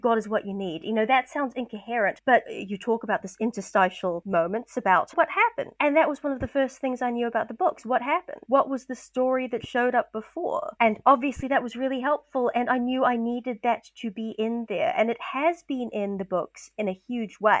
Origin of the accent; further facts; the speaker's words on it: New Zealand; I'm a Kiwi